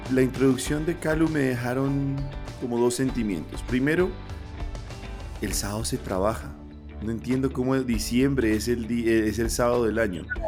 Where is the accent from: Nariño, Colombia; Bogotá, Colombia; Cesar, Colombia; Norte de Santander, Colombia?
Nariño, Colombia; Pasto; yo soy pastuso